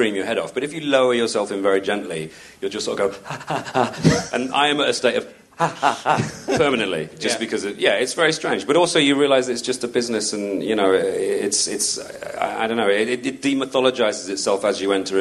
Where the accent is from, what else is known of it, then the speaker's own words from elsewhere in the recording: United Kingdom; as a Brit